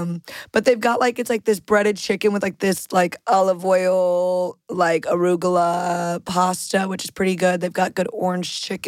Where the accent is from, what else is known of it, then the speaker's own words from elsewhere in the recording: St. Louis, Missouri, United States; moved away; I'm from St. Louis